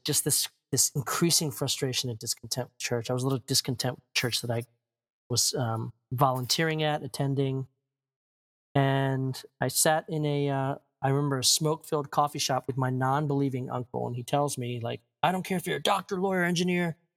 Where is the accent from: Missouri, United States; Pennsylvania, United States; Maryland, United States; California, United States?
Maryland, United States; also born or lived in Chicago / Korea; I was born and raised in Maryland